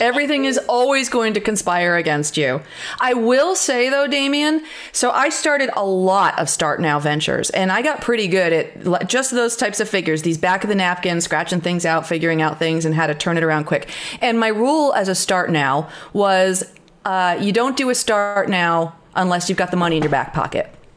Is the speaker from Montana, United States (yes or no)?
no; northern Catskills, New York, United States; I had grown up on a farm, as you said, on, in the northern Catskills